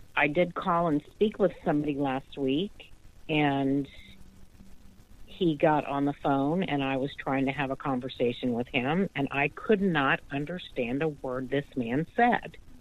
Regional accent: the South, United States; I'm from the South, and we mm-hmm. speak really slow

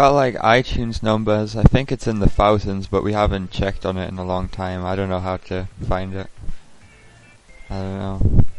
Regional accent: England, United Kingdom; Hello, I'm an English man. I'm English.

